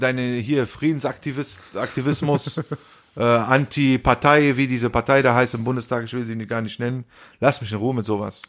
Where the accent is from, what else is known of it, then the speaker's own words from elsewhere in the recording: Rhineland, Germany; Wo sind wir aufgewachsen? Im Rheinland